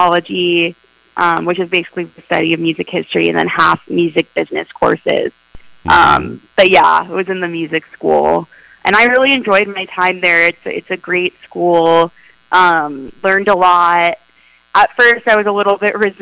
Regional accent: Los Angeles, California, United States; I was born and raised in Los Angeles, California, specifically the Valley

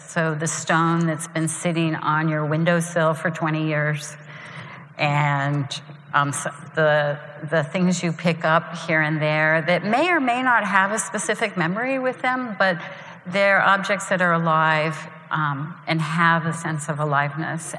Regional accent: Columbus, Ohio, United States; moved away as an adult; in Columbus, Ohio, even though when I was in high school I said, you know, I'm leaving

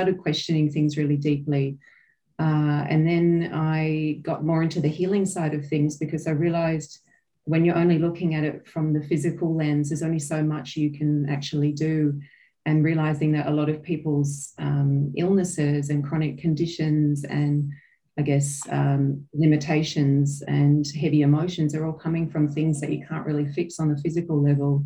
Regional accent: Australia; now in New Zealand; I'm an Australian born. So I live in New Zealand at the moment.

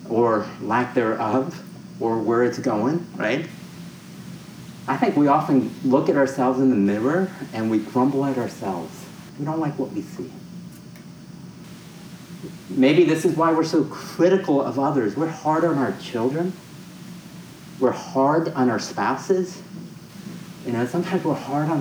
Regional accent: New York, United States; moved away as an adult; now in San Francisco, United States; I grew up in New York.

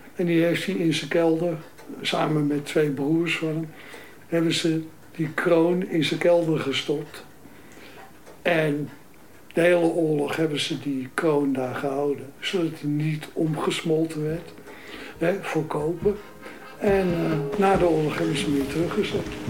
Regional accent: Amsterdam, North Holland, Netherlands; Ik ben in de Oostadestraat geboren. En daarna zijn we verhuisd naar de Lutmaastraat, Dus op nummer 90

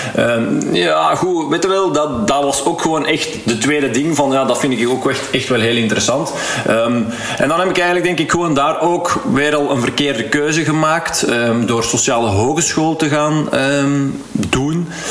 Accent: Heist-op-den-Berg, Flanders, Belgium; ik ben van Eist van den Berg afkomstig

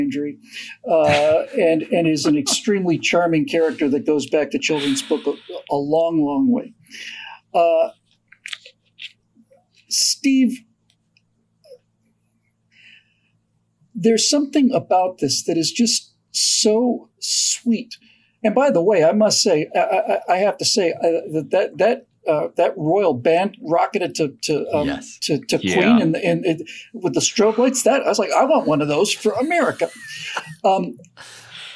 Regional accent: Bermuda; moved away; I went to British schools in Bermuda when I grew up

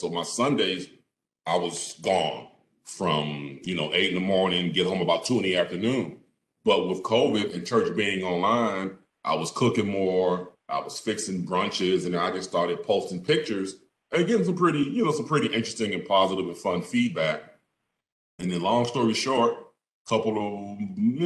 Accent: Philadelphia, Pennsylvania, United States; born and raised in Philadelphia

